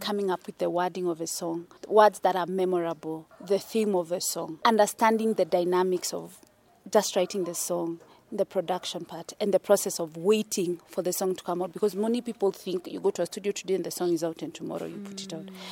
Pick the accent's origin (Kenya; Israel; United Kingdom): Kenya; Nairobi; I come from Kenya, born in Nairobi, sort of like the east side of Nairobi small place called Buruburu. I've experienced the whole city life